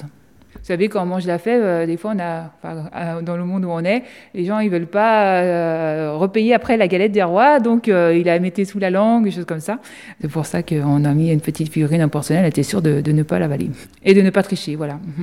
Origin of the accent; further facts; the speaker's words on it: France; nous, en tant que Français